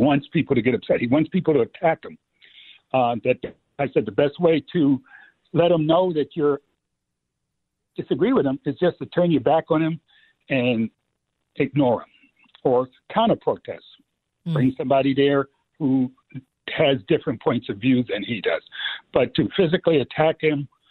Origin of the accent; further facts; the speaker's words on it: New York City, New York, United States; moved away; growing up in the Bronx